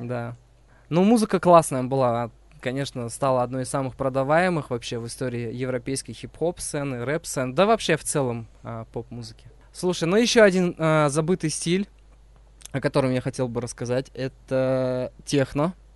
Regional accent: Uzbekistan; now in Kazakhstan; я родился в Узбекистане

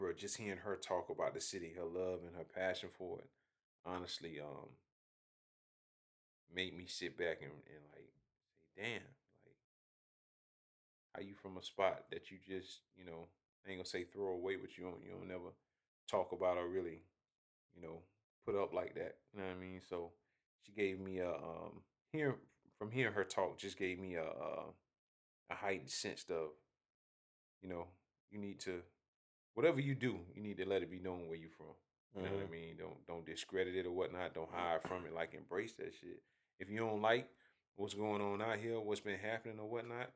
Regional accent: Augusta, Georgia, United States; moved away as an adult; also born or lived in Hephzibah, Georgia / Greensboro, North Carolina / Atlanta, Georgia; being from Augusta

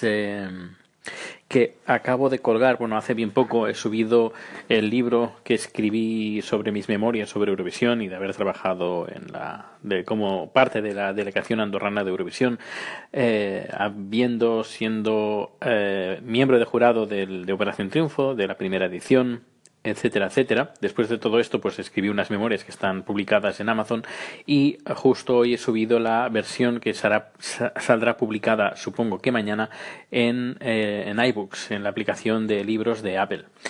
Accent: Catalonia, Spain; moved away as an adult; now in Sweden; tengo mis raíces en Cataluña

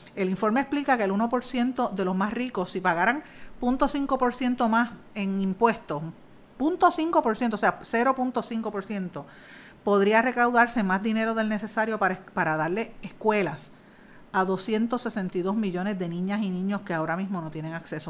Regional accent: Puerto Rico; uno no va a dejar nunca su cultura, uno no va a dejar de ser puertorriqueño

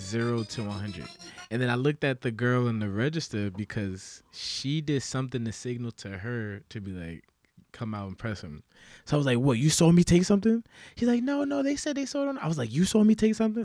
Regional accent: New York City, New York, United States; growing up in the Bronx

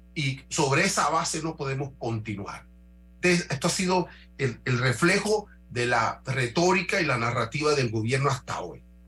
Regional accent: Panama; como panameño

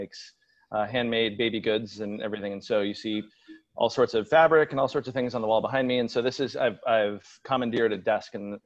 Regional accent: Seattle, Washington, United States; I was born and raised in the Seattle area

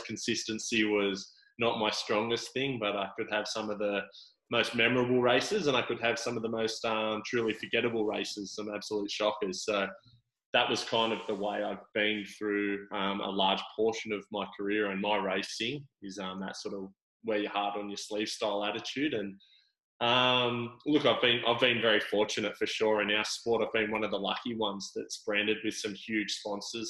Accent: Sydney, New South Wales, Australia; moved away as an adult; also born or lived in Gold Coast; I grew up in Sydney

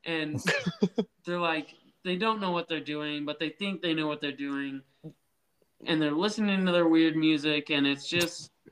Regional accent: Nebraska, United States; I'm only from Nebraska

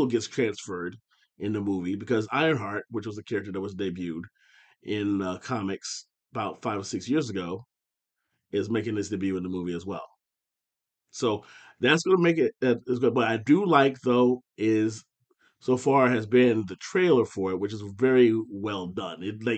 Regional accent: Findlay, Ohio, United States; my hometown of Findlay

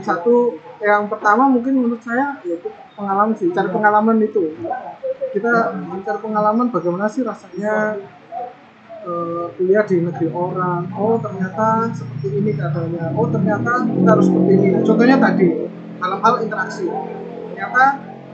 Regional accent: Indonesia; moved away as an adult; also born or lived in Taiwan; hanya saya sendiri dari Indonesia

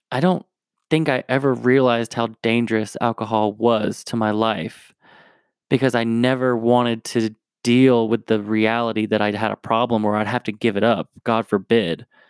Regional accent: New Jersey, United States; also born or lived in Tennessee / Raleigh, North Carolina; now in Denver, United States; I was born in Tennessee, grew up in New Jersey, and I lived in Raleigh, North Carolina for a little bit

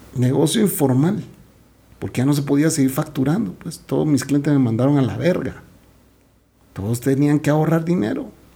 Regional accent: Guatemala; Yo no soy su primer chapín

